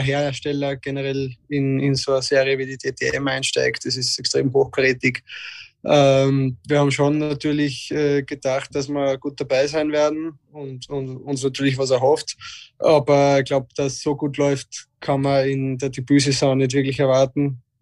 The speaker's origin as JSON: {"language": "German", "country": "Austria", "said": "als Österreicher"}